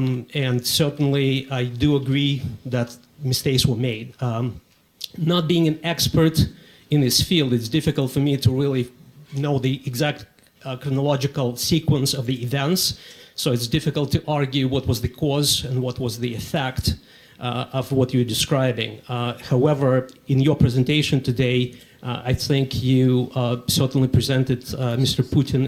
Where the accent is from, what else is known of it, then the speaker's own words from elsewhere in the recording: Ukraine; now in United States; I watched that back in the Soviet Union. I'm from Ukraine, just for the record.